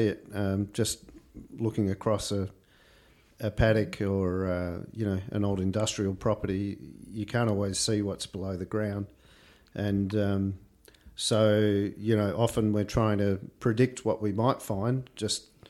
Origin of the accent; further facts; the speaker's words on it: Gippsland, Victoria, Australia; also born or lived in Loxton, South Australia / Bendigo, Victoria / Geelong, Victoria; I grew up, as a kid, I grew up in Nerham South in Gippsland, on a hobby farm